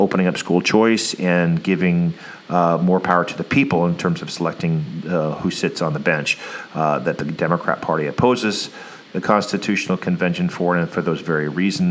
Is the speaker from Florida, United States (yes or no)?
no; Anchorage, Alaska, United States; I grew up in the Anchorage School District